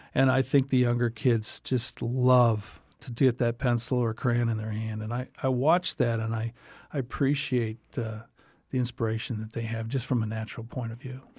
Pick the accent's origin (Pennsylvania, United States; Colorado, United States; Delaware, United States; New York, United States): New York, United States; now in Southwest Florida, United States; I'm from New York